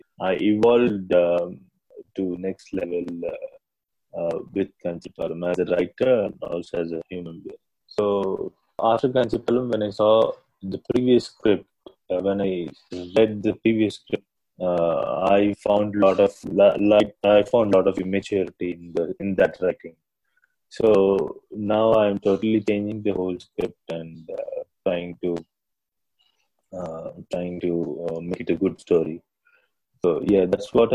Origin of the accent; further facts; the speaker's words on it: Vijayawada, Andhra Pradesh, India; I grew up in Vijayawada